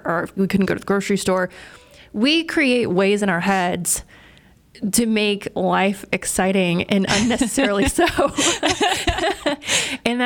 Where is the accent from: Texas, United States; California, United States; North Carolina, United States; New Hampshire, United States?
Texas, United States; East; I'm from East Texas